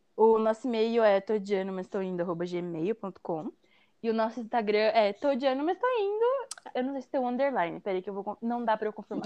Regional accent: Mogi das Cruzes, São Paulo, Brazil; Eu sou de Mogi das Cruzes, São Paulo

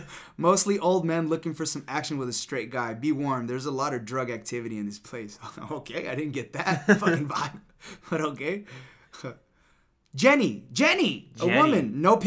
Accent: Rhode Island, United States; also born or lived in Los Angeles; Well, I'm from Rhode Island, but when I lived

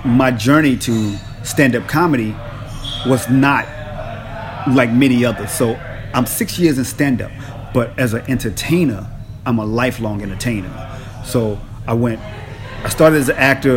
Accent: Los Angeles, California, United States; I came from the United States, Los Angeles

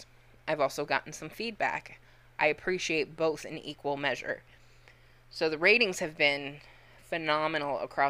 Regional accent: Joliet, Illinois, United States; I was born in Joliet

